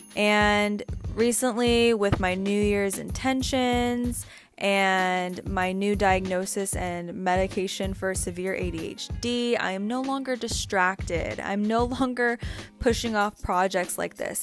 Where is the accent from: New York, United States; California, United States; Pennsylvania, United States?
California, United States; San Francisco Bay Area; I grew up in the San Francisco Bay Area